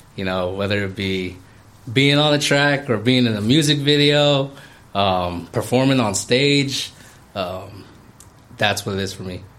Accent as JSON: {"language": "English", "region": "California", "country": "United States", "tie": "born or raised there", "said": "because I was born in the Bay, primarily raised out here."}